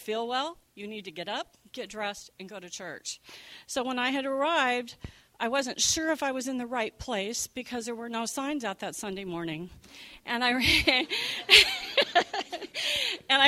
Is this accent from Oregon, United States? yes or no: yes; Beaverton, Oregon, United States; also born or lived in Southern California / Seattle; now in Beaverton, United States; I have come full circle since I was born and raised in Beaverton via Southern California and then to Seattle